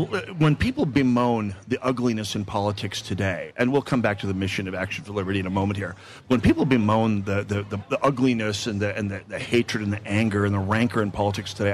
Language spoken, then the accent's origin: English; North Dakota, United States; now in Minnesota, United States; I grew up in North Dakota